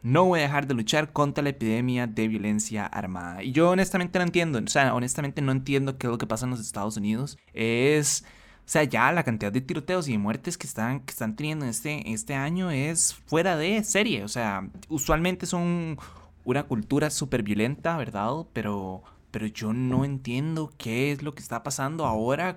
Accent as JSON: {"language": "Spanish", "country": "Costa Rica", "said": "como ticos"}